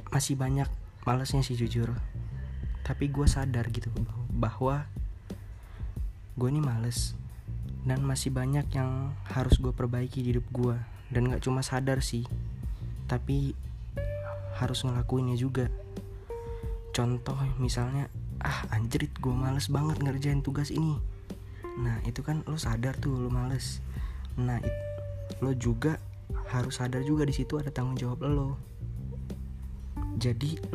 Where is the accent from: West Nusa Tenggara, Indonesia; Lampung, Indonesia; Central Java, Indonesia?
Lampung, Indonesia; Bandar Lampung; Asal dari Bandar Lampung